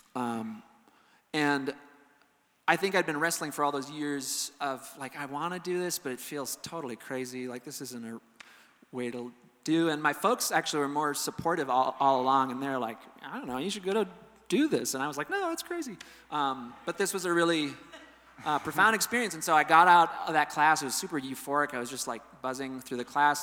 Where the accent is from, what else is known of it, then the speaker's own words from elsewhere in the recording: Amery, Wisconsin, United States; I grew up in Amory, Wisconsin, a little town